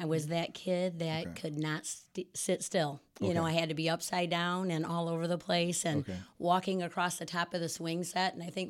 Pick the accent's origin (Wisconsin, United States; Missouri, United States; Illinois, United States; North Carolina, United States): Illinois, United States; Rockford; Yes, I was born and raised in Rockford.